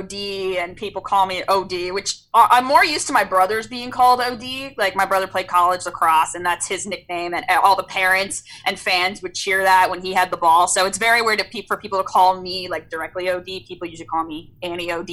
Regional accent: San Diego, California, United States; I'm from San Diego

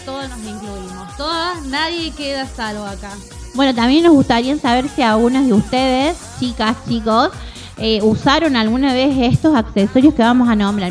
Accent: Córdoba, Argentina; fuimos a la zapatería Calzados 10, me acuerdo, acá en Córdoba

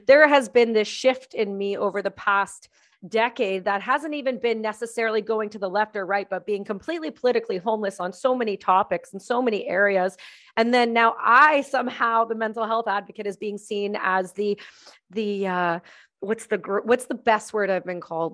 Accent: Canada; my home country

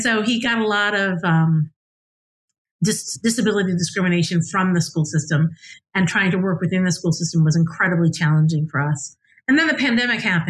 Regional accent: United States; also born or lived in Scotland; as an American

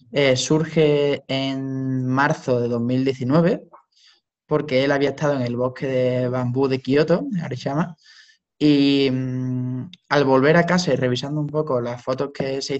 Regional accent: Seville, Andalusia, Spain; soy de Sevilla.

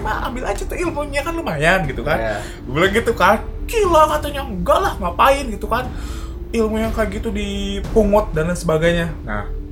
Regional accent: Bandung, West Java, Indonesia; di Antapani itu dulu di daerah gue

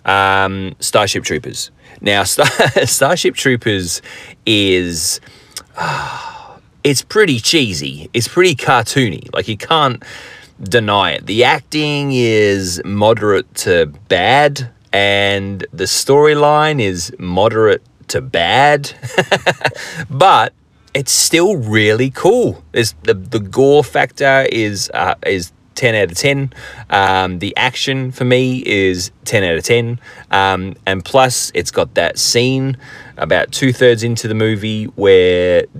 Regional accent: England, United Kingdom; now in Australia; I am English, my background is English

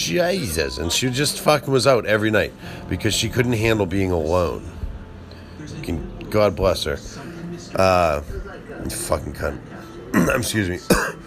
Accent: Boston, Massachusetts, United States; See, I like to pronounce my R's, even though I'm from Boston.

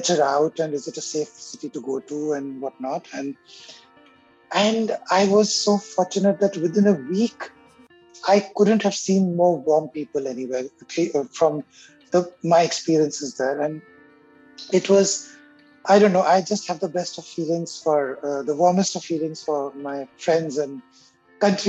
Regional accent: India; first language Hindi; English is a second language; moved away as an adult; also born or lived in Africa / Egypt; now in Montreal, Canada; I was born in India

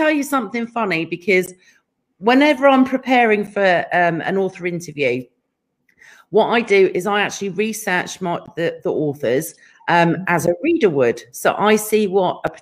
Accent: England, United Kingdom; now in California, United States; being English

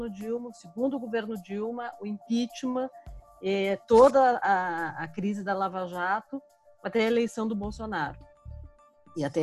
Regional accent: Porto Alegre, Rio Grande do Sul, Brazil; now in Brasília, Brazil; eu tô aqui há 20 anos. Então, eu cheguei em Brasília, vim de Porto Alegre, é, no final do governo Fernando Henrique.

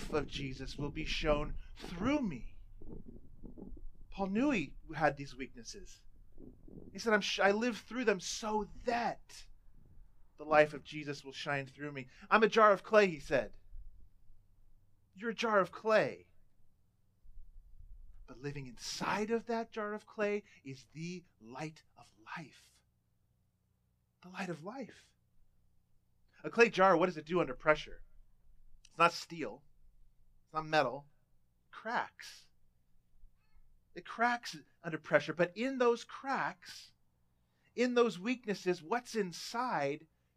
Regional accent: Southern California, United States; I was a teenager growing up in Southern California

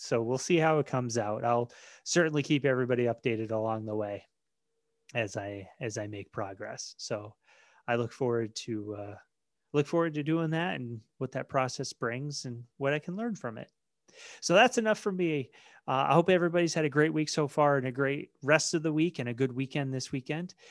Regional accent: Maine, United States; I was born and raised in Maine

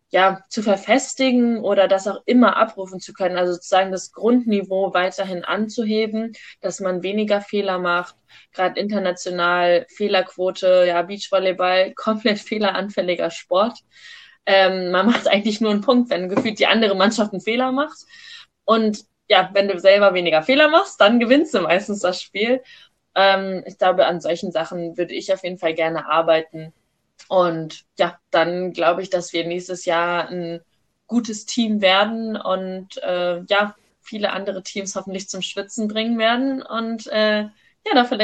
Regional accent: Wiesbaden, Hesse, Germany; born there; Ähm, ich komme ja gebürtig aus Wiesbaden

